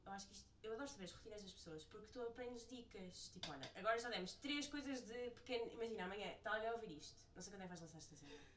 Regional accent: Portugal; moved away as an adult; now in New York, United States

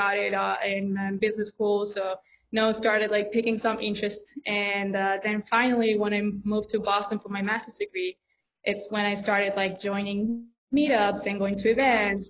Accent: Spain; I'm from Spain, so my dream was to be like a Spanish ambassador

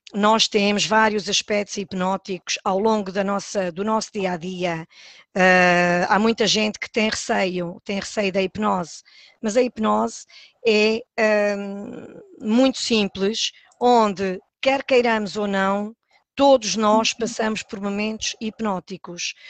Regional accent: Palmela, Setúbal, Portugal; moved away as an adult; now in São Miguel, Azores, Portugal; sou natural de, de, do Conselho de Palmela

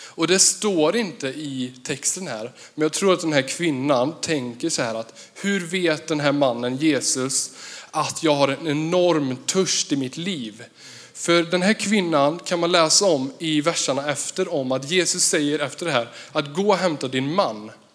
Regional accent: Vartofta/Värsås, Västra Götaland, Sweden; jag kommer ifrån Versås. det ligger ehm, 15-17 kilometer mot Jo.

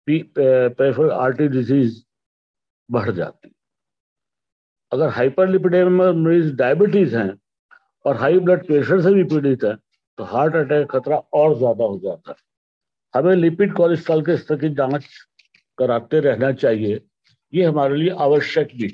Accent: Roorkee, Uttarakhand, India; पिछले 40 वर्षों से हृदय रोग के बारे में डिसलिपिडिमिया के बारे में इलाज कर रहा हूँ रुड़की का रहने वाला हूँ

